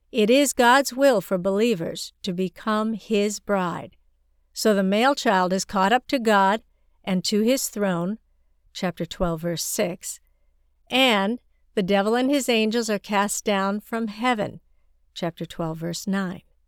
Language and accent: English; China; moved away; I grew up in China, and Chinese people have a strong sense of locality